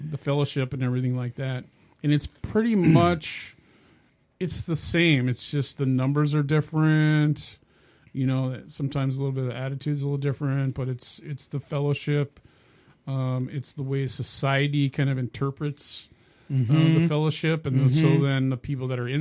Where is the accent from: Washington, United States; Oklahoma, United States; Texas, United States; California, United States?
California, United States; moved away as an adult; also born or lived in Minnesota; I'm actually from California